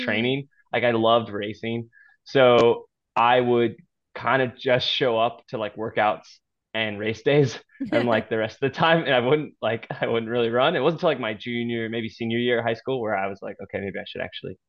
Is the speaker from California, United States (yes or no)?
yes; San Diego, California, United States; moved away as an adult; also born or lived in Oregon; now in Michigan, United States; I was in like a surf club because I grew up in San Diego